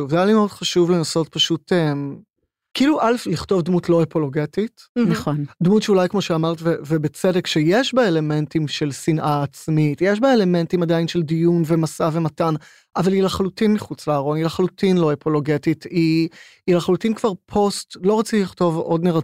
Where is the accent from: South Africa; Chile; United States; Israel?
Israel; Herzliya, Tel Aviv District; עכשיו, אני גדלתי בהרצליה, אני גדלתי בשכנות לכפר שמריהו